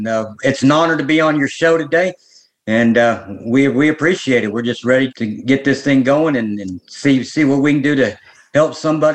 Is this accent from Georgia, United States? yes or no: yes; Marietta, Georgia, United States; I'm a born and bred Georgia boy, born and raised in East Cobb, Marietta, Georgia. The only time I've ever left the state of Georgia is when I was in the military.